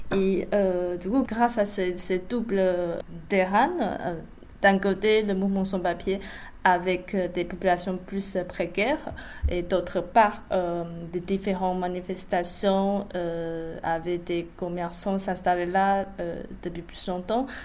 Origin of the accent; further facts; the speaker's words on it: Taiwan; French is a second language; moved away as an adult; now in France; je suis pas née en France, je viens de Taïwan et je me suis arrivée pour, faire une thèse.